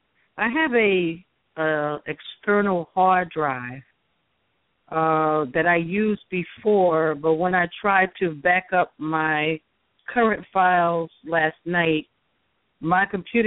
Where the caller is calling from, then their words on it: New Jersey, United States; I'm calling from New Jersey.